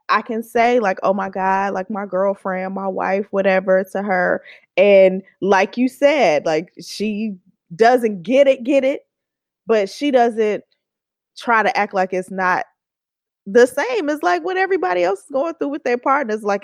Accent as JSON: {"language": "English", "town": "Oakland", "region": "California", "country": "United States", "said": "like, girl, like I'm from Oakland, okay?"}